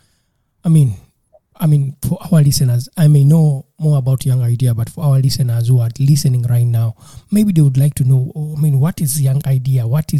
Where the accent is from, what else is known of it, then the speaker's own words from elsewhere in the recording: Uganda; where I come from, Uganda, that's my home country, and traveling is not easy.